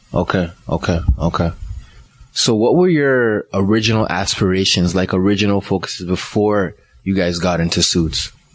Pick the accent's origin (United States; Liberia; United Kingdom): Liberia; also born or lived in Ghana; now in Canada; I was born in Ghana, but I was raised in Liberia.